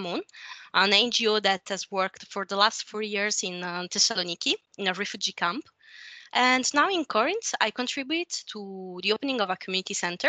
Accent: small town near Pompeii, at the foot of Vesuvius, Campania, Italy; English is a second language; moved away as an adult; I'm Italian. I came from a small town at the bottom of the Vesuvio near Pompeii. But for study and work reasons, I don't live there since a while now.

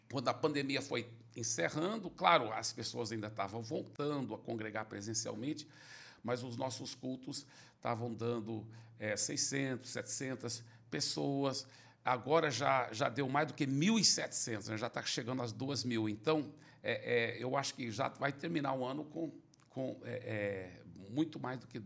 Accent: Belo Horizonte, Minas Gerais, Brazil; born there; Não, eu, eu, meus pais são americanos, eram missionários no Brasil, eu nasci em Belo Horizonte.

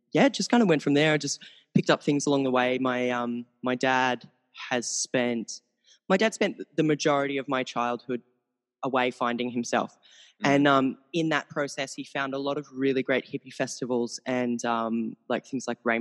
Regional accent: Australia; I'm from Australia. The accent

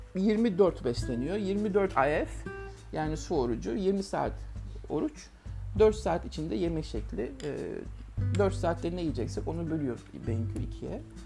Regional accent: Ankara, Turkey; Ben Ankara'da bir kooperatif evinde büyüdüm.

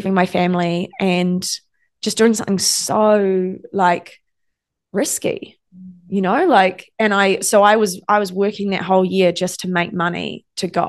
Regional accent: New Zealand; I'm from New Zealand.

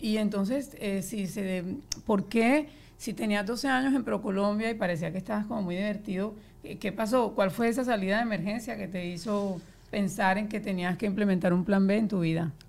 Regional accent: Colombia; yo soy colombiana también

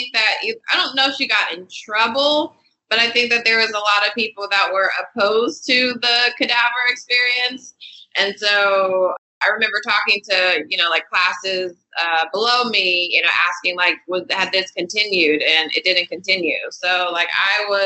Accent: Inglewood, California, United States; I grew up in Inglewood, California

